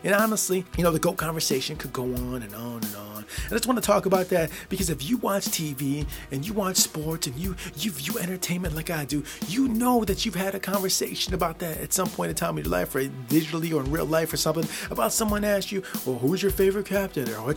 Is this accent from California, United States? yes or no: no; Michigan, United States; born or raised there